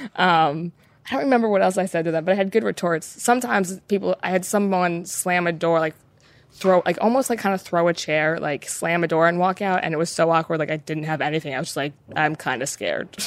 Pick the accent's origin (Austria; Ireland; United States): United States; I'm an American